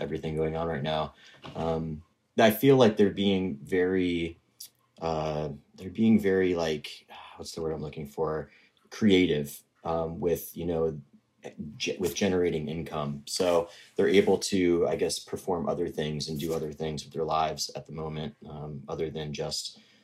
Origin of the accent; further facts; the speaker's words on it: Connecticut, United States; also born or lived in San Diego / Boston; now in Fort Edward, United States; I grew up in Connecticut